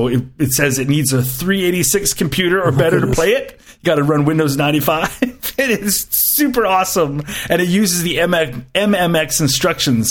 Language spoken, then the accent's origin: English; Canada; as a Canadian